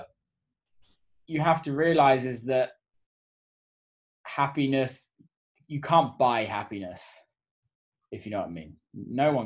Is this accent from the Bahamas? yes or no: no; England, United Kingdom; also born or lived in New York; now in Detroit, United States; I'm English